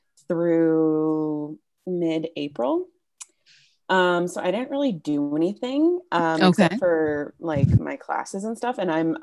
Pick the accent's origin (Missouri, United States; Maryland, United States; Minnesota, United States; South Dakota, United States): Minnesota, United States; also born or lived in Brooklyn Park, Minnesota; I'm from Minnesota.